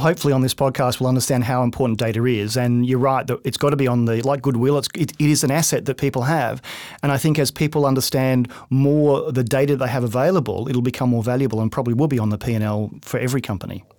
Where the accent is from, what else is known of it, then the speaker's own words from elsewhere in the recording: Australia; I'm Australian